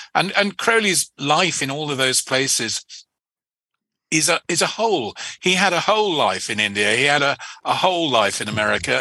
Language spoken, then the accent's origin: English; England, United Kingdom; as an Englishman, you you grow up